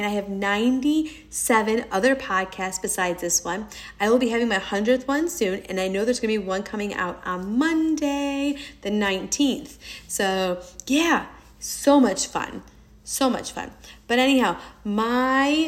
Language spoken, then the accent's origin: English; New York, United States; I am a New Yorker. My dad is Brazilian